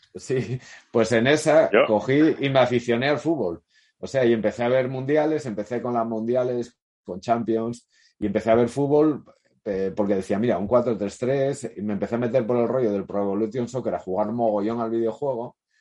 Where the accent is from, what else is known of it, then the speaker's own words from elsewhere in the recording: Oviedo, Asturias, Spain; moved away; also born or lived in Gijón; nací en Oviedo